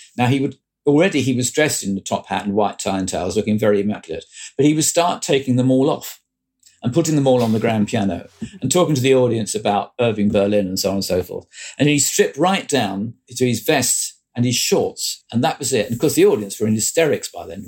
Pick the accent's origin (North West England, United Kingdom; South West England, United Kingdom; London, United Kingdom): London, United Kingdom; Croydon; I come from South Croydon